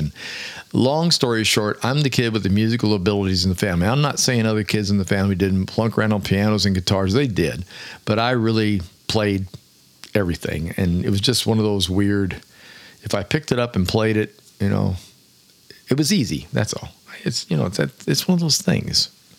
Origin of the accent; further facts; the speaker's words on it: Clearwater, Florida, United States; Way back in the 60s, when I was growing up in Clearwater, Florida